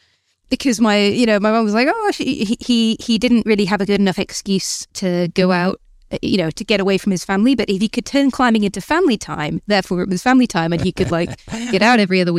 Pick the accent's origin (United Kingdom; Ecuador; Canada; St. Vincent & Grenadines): United Kingdom; Newcastle, North East England; now in Bristol, United Kingdom; I grew up in Gosforth, which is like the posh, boring bit of Newcastle, hence why I don't have the accent.